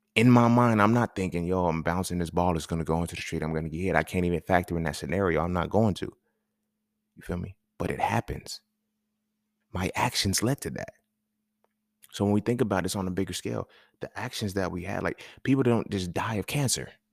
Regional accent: California, United States; moved away; when I grew up in California

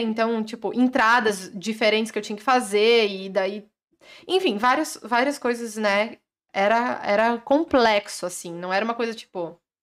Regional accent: Carlos Barbosa, Rio Grande do Sul, Brazil; sou de Carlos Barbosa, no Rio Grande do Sul

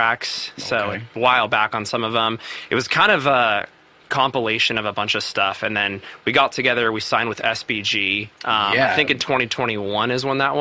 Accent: Salt Lake City, Utah, United States; I'm actually from Salt Lake City.

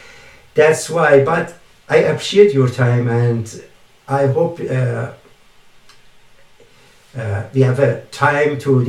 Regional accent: Canada; English is a second language; being Canadian. Canadian, it means multicultural country.

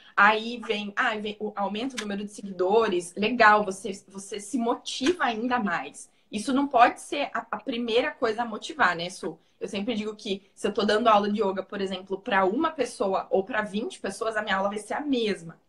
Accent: Paraná, Brazil; accent: Paraná; meu sotaque do Paraná é bem puxado

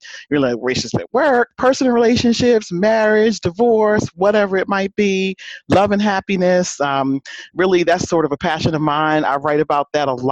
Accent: New Jersey, United States; Cowboy fan here, even though I'm from Jersey

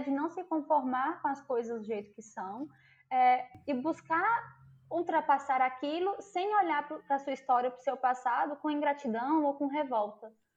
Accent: interior of Minas Gerais, Brazil; eu sou do interior de Minas Gerais

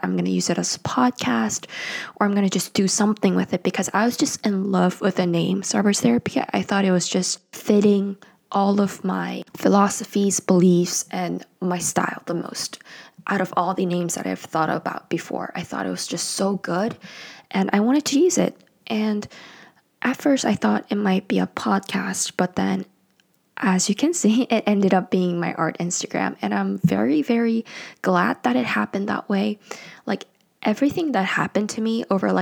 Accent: South Korea; English is a second language; also born or lived in United States; now in Seoul, South Korea; I am from South Korea and I currently live in Seoul, South Korea

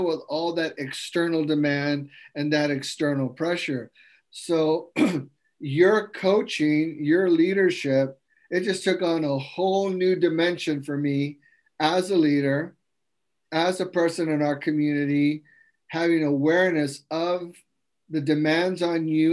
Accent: United States; I'm an American, I was born here, I was raised here. Yes, I'm a Mexican-American of Mexican descent

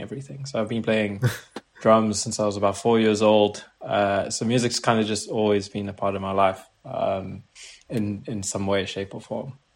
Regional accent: South Africa; moved away as an adult; now in Paris, France; I've just moved to Paris recently, and uh, I'm originally from South Africa.

